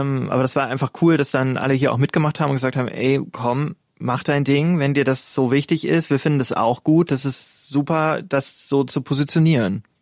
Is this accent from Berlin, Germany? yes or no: no; Ruhr area, North Rhine-Westphalia, Germany; Ich komme eigentlich aus dem Ruhrgebiet